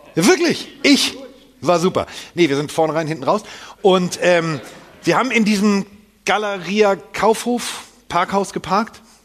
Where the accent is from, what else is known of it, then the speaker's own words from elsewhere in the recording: Hamburg, Germany; bin Hamburger